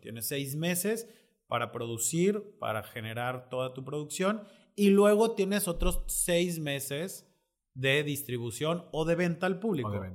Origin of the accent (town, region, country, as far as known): Mexico